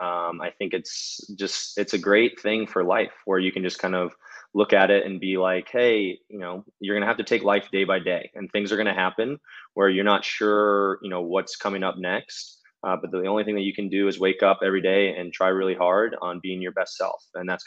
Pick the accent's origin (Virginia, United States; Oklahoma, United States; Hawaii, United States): Hawaii, United States; Yeah, so I was actually born and raised in Hawaii. Grew up there.